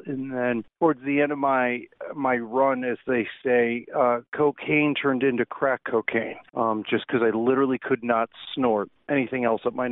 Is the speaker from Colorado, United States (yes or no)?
no; Chicago, Illinois, United States; moved away as an adult; also born or lived in Lake Tahoe; I grew up in Chicago